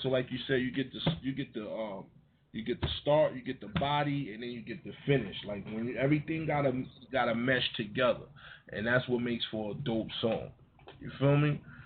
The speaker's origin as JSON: {"language": "English", "town": "Yonkers", "region": "New York", "country": "United States", "said": "I was from Yonkers"}